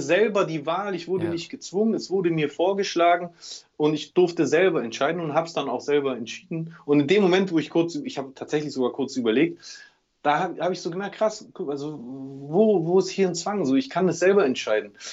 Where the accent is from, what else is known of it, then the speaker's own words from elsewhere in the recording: Germany; ich bin ja auch Deutscher